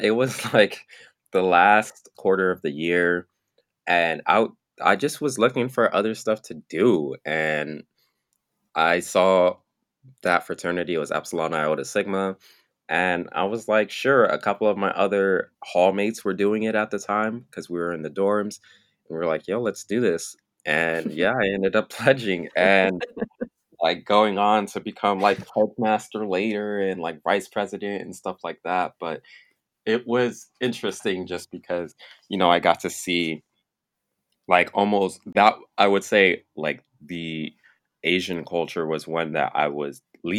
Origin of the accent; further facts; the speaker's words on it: Nigeria; So I mean, I'm Black, I'm Nigerian, so I have like kinky, I have your typical Black hair.